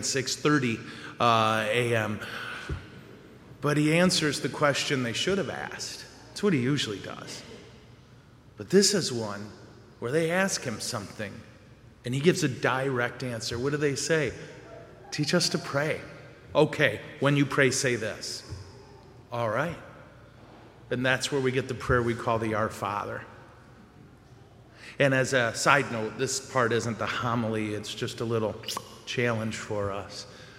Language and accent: English; Montrose, Colorado, United States; if I do the math right, and I'm from Montrose, so it's suspect